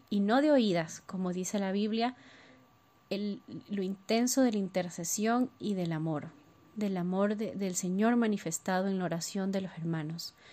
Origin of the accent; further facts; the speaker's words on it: Ecuador; tengo 30 años y soy de Ecuador.